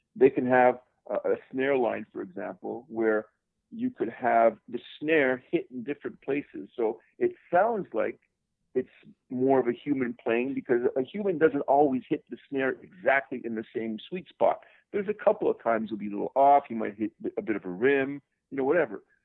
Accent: Montreal, Quebec, Canada; moved away; I'm originally from Montreal, Canada. I was born in the Great White North

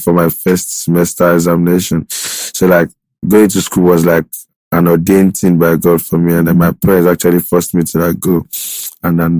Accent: Lagos, Nigeria; moved away; also born or lived in Ekiti State / Ikorodu / Abeokuta / England; I just grew up in one room in Mile 12 with one sister

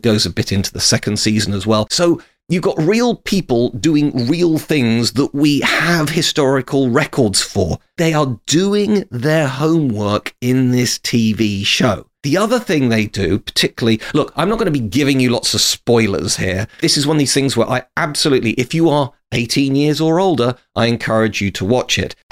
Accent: United Kingdom; as a Brit

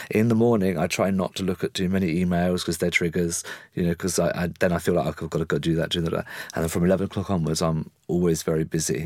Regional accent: England, United Kingdom; I'm very English

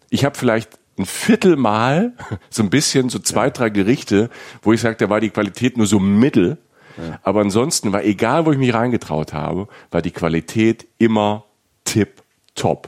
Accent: Rhineland-Palatinate, Germany; ich komme also ich komme aus der Pfalz. Bei uns auf dem Dorf

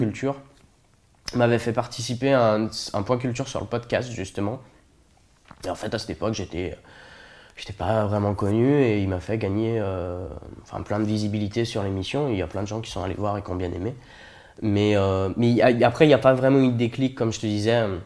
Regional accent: Saint-Étienne, Auvergne-Rhône-Alpes, France; Je viens de Saint-Étienne, la ville des Verts, la ville de la mine. Euh, j'ai grandi là-bas, je suis né là-bas

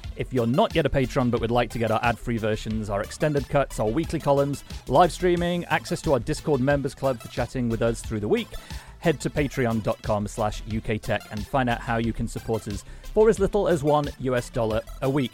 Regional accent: Sheffield, Yorkshire and the Humber, United Kingdom; I was born in Sheffield, so it's a great opportunity to talk about the place I was born.

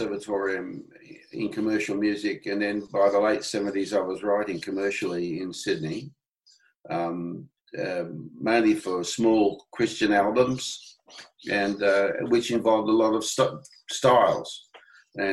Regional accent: England, United Kingdom; now in Australia; I'm an Englishman by birth

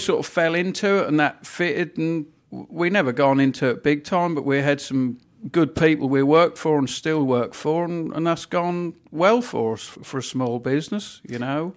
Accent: Norfolk, East of England, United Kingdom; accent: Norfolk; when I was young, I was always embarrassed about my Norfolk accent

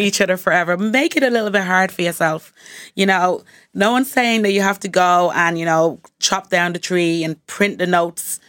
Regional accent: Montserrat; I'm from the Caribbean, Montserrat in the Caribbean

